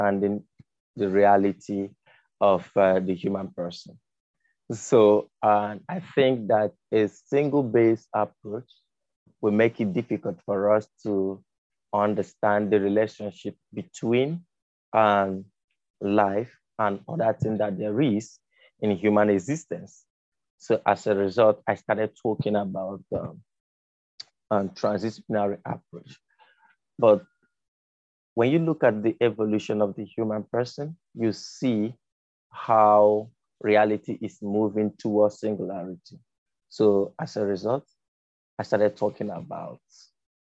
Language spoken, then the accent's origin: English; Isu, Abia, Nigeria; now in Lagos, Nigeria; I'm from Isu town, to be precise, Abisu village in Arujku local government of Abia State.